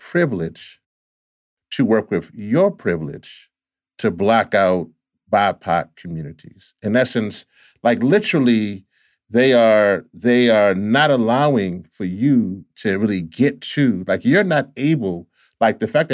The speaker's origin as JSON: {"language": "English", "region": "Louisiana", "country": "United States", "tie": "born or raised there", "said": "my home state of Louisiana"}